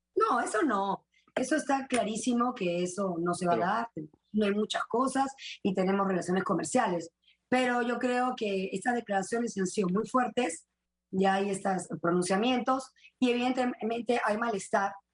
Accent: Peru; en el Perú todos salimos de Inca y de Mandinga

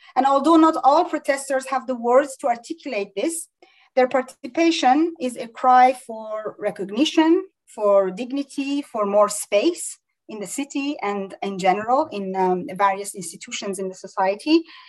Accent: Iran; moved away; we grew up in Iran

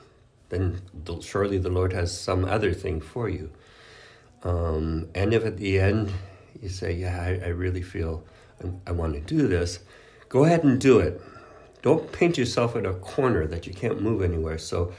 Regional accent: Canada; English is a second language; moved away; because I was moving from Canada, from French-Canadian culture, from my family, that's a big family, and leaving all that behind to go and live with, there were 12 other guys

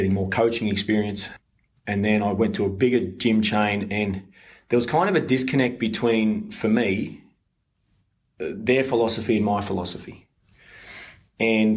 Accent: Brisbane, Queensland, Australia; I was born in Brisbane

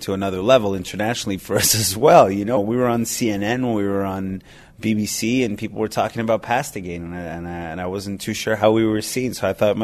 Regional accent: Montreal, Quebec, Canada; I'm a big city Montrealer

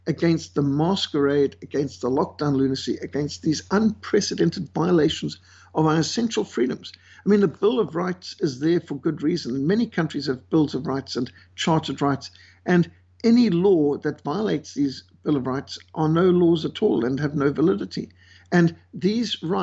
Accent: Zimbabwe; moved away; I was brought up in Rhodesia, what today is Zimbabwe, and we were brought up with malaria

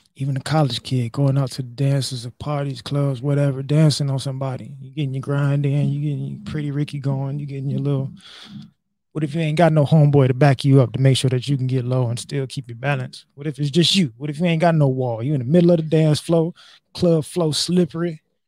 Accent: United States; as American men

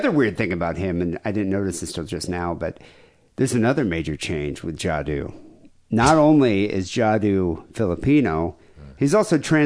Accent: South Africa; moved away; I grew up in South Africa, so maybe I'm an African-American.

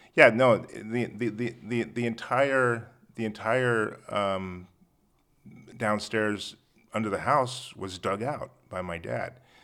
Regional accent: La Jolla, California, United States; I grew up in La Jolla

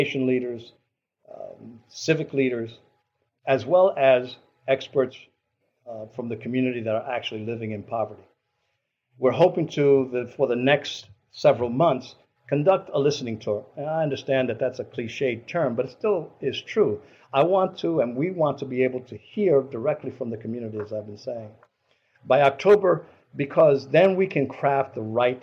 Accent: New York City, New York, United States; now in Albany, United States; those of us from New York City, I grew up in New York City

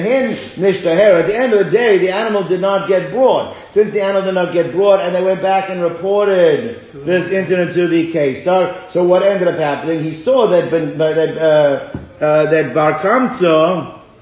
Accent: South Africa; moved away; when I was growing up in South Africa

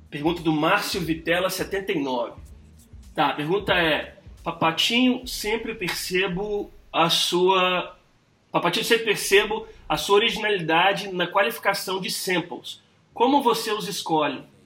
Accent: New York, United States; moved away; also born or lived in Belo Horizonte, Brazil; eu cresci em Nova York, né, cara? Mas assim, eu tenho... Nasci em BH, em Belo Horizonte. Uhum. Morei lá cinco anos agora, recente, adulto já

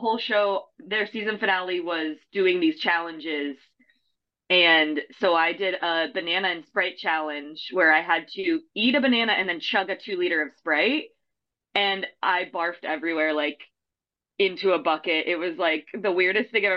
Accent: Iowa, United States; also born or lived in California; now in Chicago, United States; I grew up in Iowa

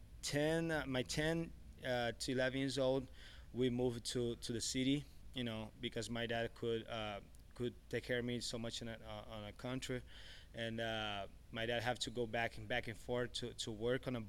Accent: Careiro da Várzea, Amazonas, Brazil; moved away; I grew up in Manaus, Amazonas, you know, Careiro da Várzea.

